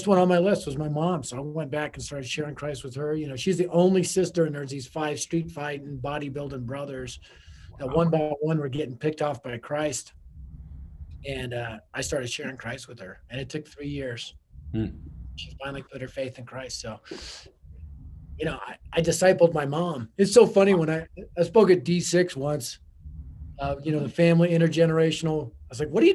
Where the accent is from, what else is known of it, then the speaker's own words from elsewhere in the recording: Denver, Colorado, United States; I was raised in Denver, North Denver, in the city